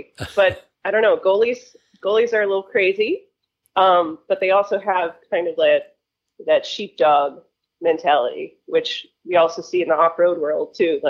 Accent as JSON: {"language": "English", "town": "Littleton", "region": "Massachusetts", "country": "United States", "tie": "born or raised there", "said": "So I grew up in Littleton, Massachusetts, which is northwest of Boston, about 45 minutes."}